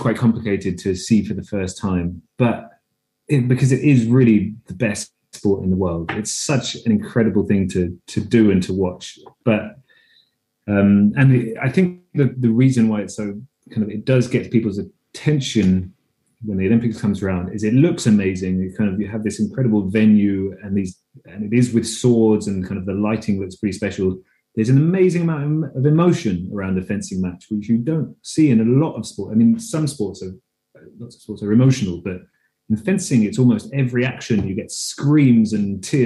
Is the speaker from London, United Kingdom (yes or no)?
yes; London, United Kingdom; moved away as an adult; now in Denmark; I'm British. Grew up in London